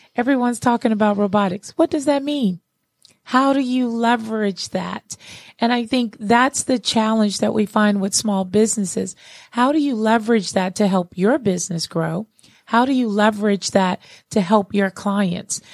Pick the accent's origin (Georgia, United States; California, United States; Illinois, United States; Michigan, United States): Georgia, United States; Atlanta; here in Atlanta, um, in my hometown here